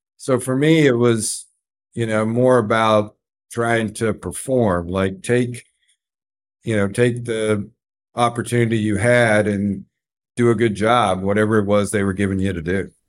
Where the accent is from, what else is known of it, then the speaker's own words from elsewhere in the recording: Carl Junction, Missouri, United States; also born or lived in Atlanta, Georgia; I grew up in Carl Junction